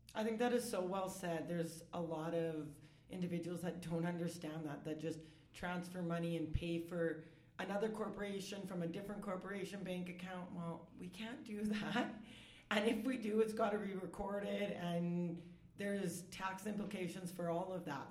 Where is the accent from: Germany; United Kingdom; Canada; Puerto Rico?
Canada; Saskatoon, Saskatchewan; I'm born and raised in Saskatoon